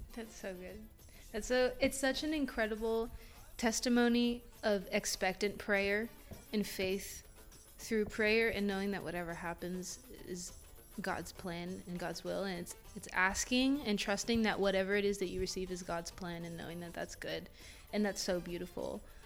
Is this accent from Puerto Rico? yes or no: yes; Puerto Rico; first language Spanish; English is a second language; now in Tallahassee, United States; I am Puerto Rican. My first language is Spanish.